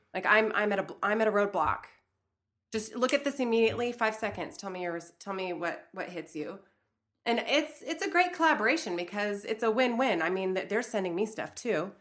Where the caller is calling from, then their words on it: Toronto, Ontario, Canada; I'm calling in from Toronto, Canada